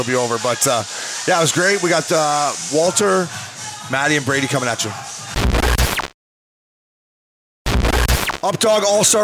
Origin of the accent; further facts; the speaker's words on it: Canada; As a Canadian kid